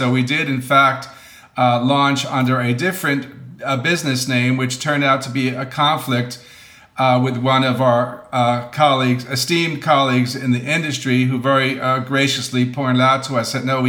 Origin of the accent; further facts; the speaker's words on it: New York, United States; moved away as an adult; now in Los Angeles, United States; I'm originally from New York. I came out to LA in 1987 to attend the film scoring program at USC